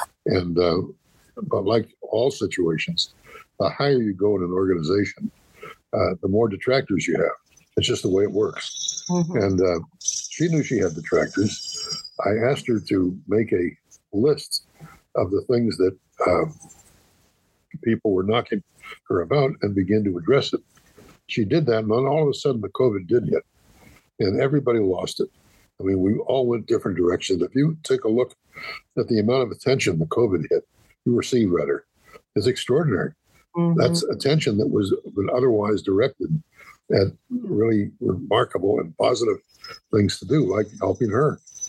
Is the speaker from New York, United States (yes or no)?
no; Columbus, Ohio, United States; also born or lived in Cleveland, Ohio; we started in Cleveland, but eventually we came to Columbus.